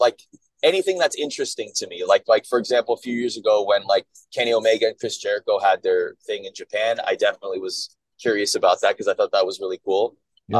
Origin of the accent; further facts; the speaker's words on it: Canada; moved away as an adult; I grew up in Canada